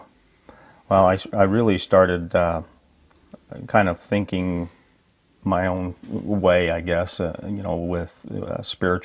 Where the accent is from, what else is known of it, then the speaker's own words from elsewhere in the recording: Sandy, Utah, United States; also born or lived in American Fork, Utah / Midvale, Utah; I was born in American Fork, Utah, but was really, our early childhood was in Sandy, the Sandy Midvale area